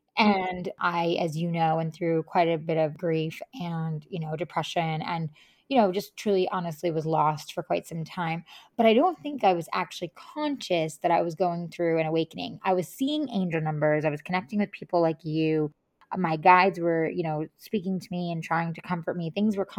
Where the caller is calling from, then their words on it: Tennessee, United States; also born or lived in California; But yeah, I'm calling in from Tennessee, and I'm just excited to have this conversation with you.